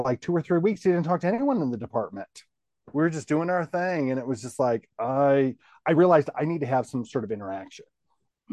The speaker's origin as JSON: {"language": "English", "region": "Minnesota", "country": "United States", "tie": "born or raised there", "moved": "yes", "lives_now": "Tennessee, United States", "said": "I'm a Midwesterner by birth, a Minnesota person."}